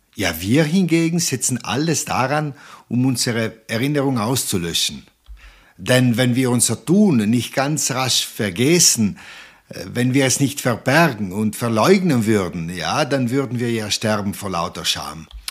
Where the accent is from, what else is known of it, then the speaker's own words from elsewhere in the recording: South Tyrol, Trentino-Alto Adige, Italy; hier bei uns in Südtirol